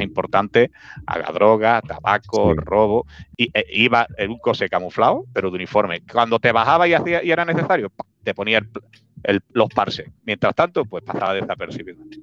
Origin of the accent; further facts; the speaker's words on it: Spain; Spain, España, Spain.